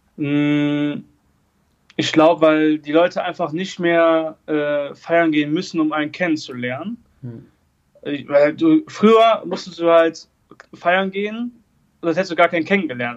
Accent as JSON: {"language": "German", "town": "Erkelenz", "region": "North Rhine-Westphalia", "country": "Germany", "said": "Ich komme äh, aus Erkelenz, also aus Katzem mhm. Das ist ein Dorf mit 800 äh, Einwohnern"}